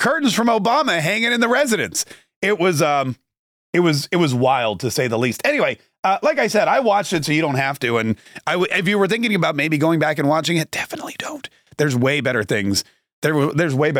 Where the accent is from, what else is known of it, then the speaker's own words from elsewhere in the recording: Florida, United States; it's in Miami and that's fun because it's in my home state